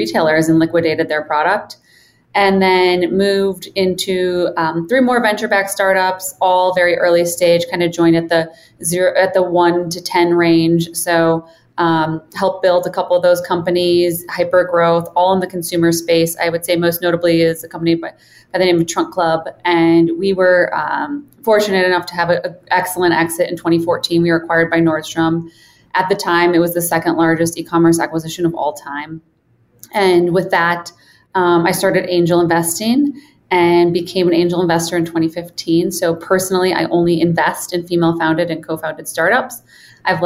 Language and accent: English; Minneapolis, Minnesota, United States; moved away as an adult; also born or lived in Boston / Chicago; now in Boulder, United States; Born and raised in Minneapolis, Minnesota, undergrad in Boston, and then spent most of my adult life in Chicago.